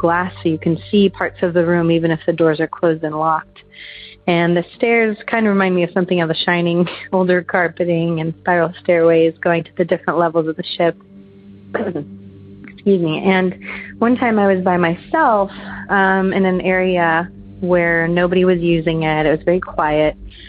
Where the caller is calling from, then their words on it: Southern California, United States; I'm calling from Southern California.